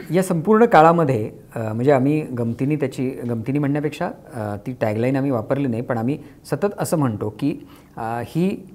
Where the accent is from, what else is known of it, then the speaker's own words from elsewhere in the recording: Kolhapur, Maharashtra, India; माझं सगळं लहानपण कोल्हापूरला त्या वस्तीमध्ये मोहल्ल्यामध्ये गेलं